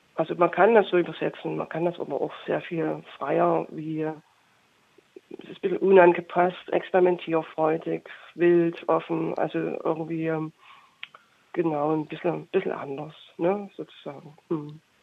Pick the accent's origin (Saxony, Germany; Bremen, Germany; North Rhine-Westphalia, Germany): Saxony, Germany; Chemnitz; also born or lived in Berlin; aber ich komme aus Chemnitz ursprünglich